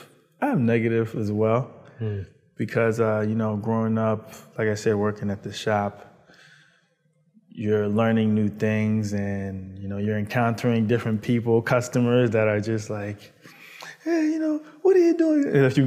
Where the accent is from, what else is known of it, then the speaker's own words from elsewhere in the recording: Baltimore, Maryland, United States; also born or lived in New York / Virginia; Well, I lived in, I was born in New York, sorry. And then I traveled after 4 to Baltimore. It was rough in New York and it was rough in Baltimore. Decided to move from Baltimore to Virginia, then Maryland, and then Virginia.